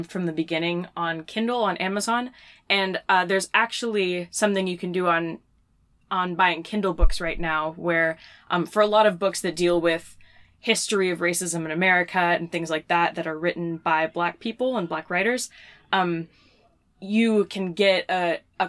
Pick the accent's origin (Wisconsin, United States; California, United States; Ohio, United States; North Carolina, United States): North Carolina, United States; moved away; we're originally from North Carolina